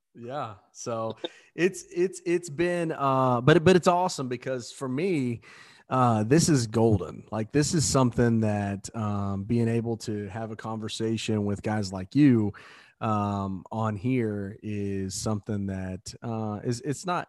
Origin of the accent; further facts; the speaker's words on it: Southeast Indiana, United States; we grew up in Southeast Indiana